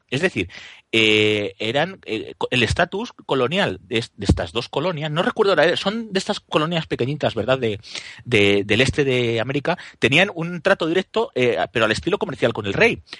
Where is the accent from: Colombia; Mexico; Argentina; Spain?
Spain; Guadalajara, Castilla-La Mancha; tan español como yo que soy de Guadalajara